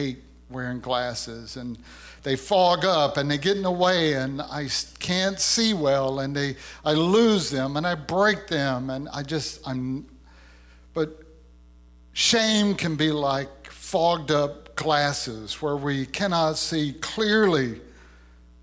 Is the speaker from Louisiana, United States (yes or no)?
yes; Louisiana, United States; I was a young man who had grown up in the woods of Louisiana.